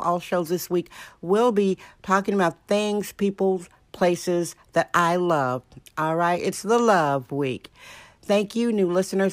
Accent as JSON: {"language": "English", "region": "Wisconsin", "country": "United States", "moved": "yes", "lives_now": "San Francisco, United States", "said": "A Wisconsin girl coming out to San Francisco"}